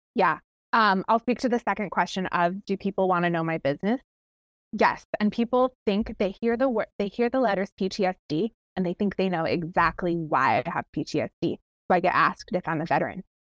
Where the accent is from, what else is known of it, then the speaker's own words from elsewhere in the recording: Ontario, Canada; moved away as an adult; now in Washington State, United States; I'm Canadian